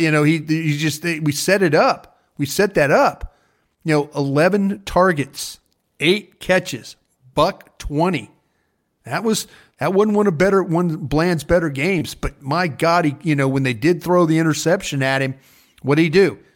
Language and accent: English; Dallas, Texas, United States; I wasn't from Dallas. I told people I was from Waco and Austin and other towns in Texas